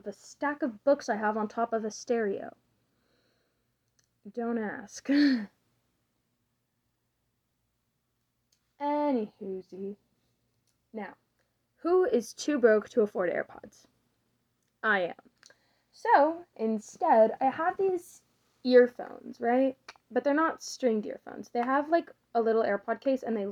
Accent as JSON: {"language": "English", "region": "the southern United States", "country": "United States", "tie": "born or raised there", "said": "So, I was born in America, in one of the southern states."}